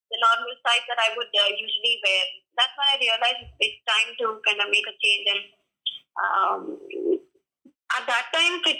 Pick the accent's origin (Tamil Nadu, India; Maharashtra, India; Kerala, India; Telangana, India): Maharashtra, India; Pune; I'm from Pune.